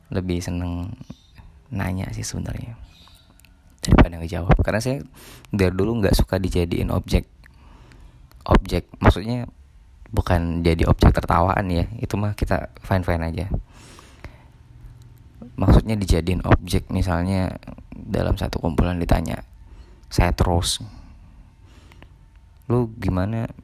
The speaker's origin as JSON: {"language": "Indonesian", "town": "Ketapang", "region": "West Kalimantan", "country": "Indonesia", "first_language": "Malay", "second_language": "Indonesian", "said": "saya dari Ketapang Kalimantan Barat saya biasa berbahasa Melayu cuman ya sedang belajar juga berbahasa Indonesia yang baik"}